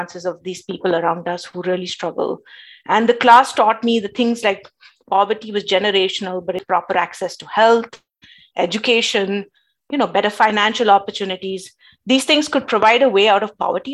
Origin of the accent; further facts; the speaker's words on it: India; moved away; growing up in India